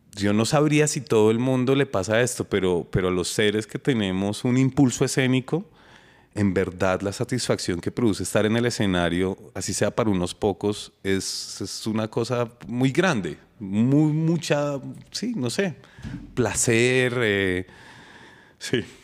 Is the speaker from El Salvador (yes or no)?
no; Bogotá, Colombia; Estuve en el Colegio de la Nacional, estudié mi pregrado y mi posgrado en la Nacional. y después trabajé en la Nacional